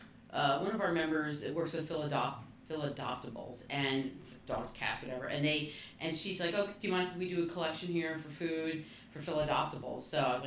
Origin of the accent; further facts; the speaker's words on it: New Jersey, United States; moved away as an adult; now in Bucks County, Pennsylvania, United States; I grew up in New Jersey, in a very industrial era of New Jersey.